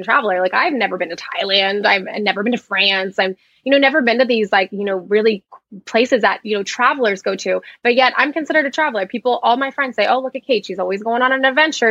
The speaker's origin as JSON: {"language": "English", "region": "Florida", "country": "United States", "tie": "born or raised there", "also_born_or_lived": "New Jersey", "said": "I grew up in a small town in Florida"}